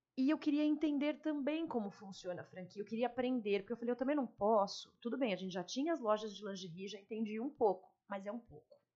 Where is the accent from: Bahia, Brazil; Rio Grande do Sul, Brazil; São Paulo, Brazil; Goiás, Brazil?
São Paulo, Brazil; moved away as an adult; now in Fernandópolis, Brazil; Eu sou de São Paulo, né? Eu tô aqui há 15 anos, mas eu vim de São Paulo